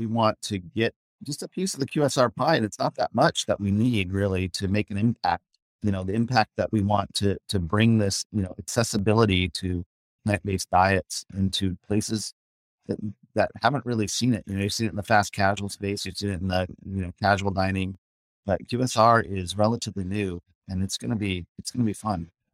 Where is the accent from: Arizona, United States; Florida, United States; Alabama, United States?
Arizona, United States; Scottsdale; also born or lived in New York; now in Los Angeles, United States; I grew up in Scottsdale